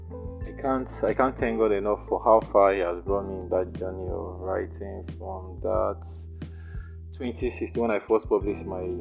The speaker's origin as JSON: {"language": "English", "town": "Nanka", "region": "Anambra", "country": "Nigeria", "tie": "born or raised there", "said": "my hometown, Nanka"}